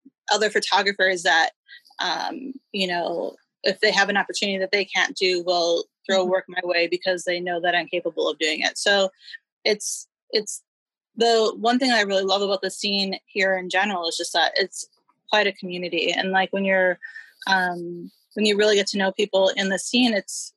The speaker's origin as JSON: {"language": "English", "town": "Milwaukee", "region": "Wisconsin", "country": "United States", "tie": "born or raised there", "moved": "as an adult", "lives_now": "Los Angeles, United States", "said": "I grew up in Milwaukee"}